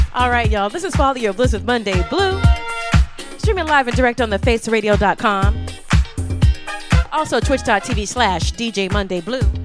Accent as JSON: {"language": "English", "region": "eastern North Carolina", "country": "United States", "moved": "yes", "said": "We're from North Carolina, coastal, eastern coast, North Carolina"}